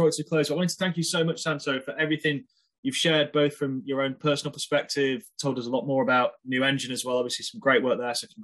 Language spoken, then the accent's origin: English; United Kingdom; I'm obviously British